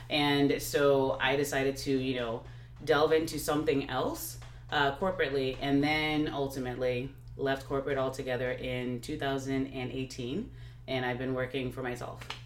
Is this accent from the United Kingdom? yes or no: no; Nigeria; now in Texas, United States; my background is Nigeria, uh, Nigerian, and I grew up in Nigeria